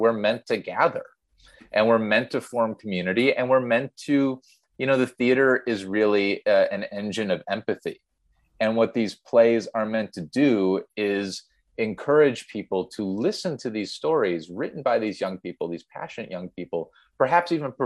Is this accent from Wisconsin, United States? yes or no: yes; Milwaukee, Wisconsin, United States; we grew up in Milwaukee, Wisconsin